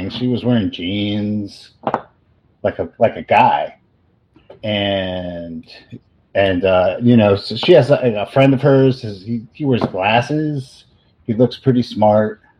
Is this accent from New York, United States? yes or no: yes; Bronx, New York, United States; Oh, didn't I say I'm from the Bronx?